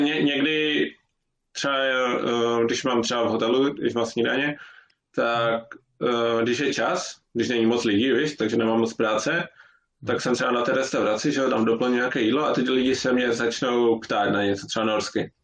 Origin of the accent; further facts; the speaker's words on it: Ostrava, Moravian-Silesian Region, Czechia; now in Norway; jsem z Ostravy